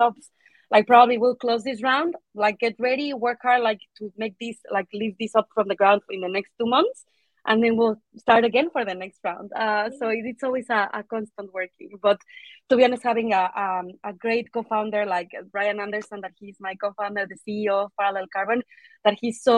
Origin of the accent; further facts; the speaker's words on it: Mexico; moved away as an adult; also born or lived in Manchester, United Kingdom; now in United Kingdom; I'm originally from Mexico